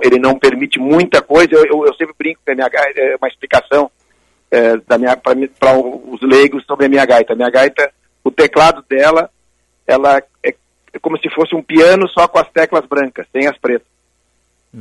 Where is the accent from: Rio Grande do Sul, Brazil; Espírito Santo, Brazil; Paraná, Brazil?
Rio Grande do Sul, Brazil; Porto Alegre; also born or lived in Barra do Ribeiro; eu nasci em Porto Alegre